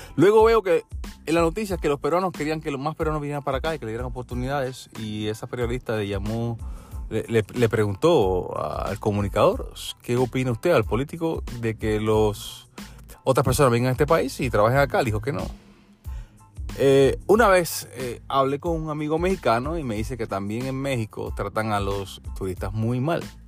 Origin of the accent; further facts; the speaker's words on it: Puerto Rico; also born or lived in Peru; now in United States; yo soy puertorriqueño